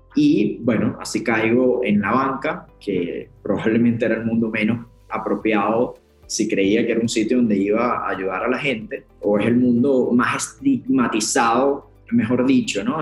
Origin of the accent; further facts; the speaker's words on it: Puerto Ordaz, Bolívar, Venezuela; moved away as an adult; also born or lived in Caracas; Yo soy de Puerto Ordaz, en el interior del país, en Venezuela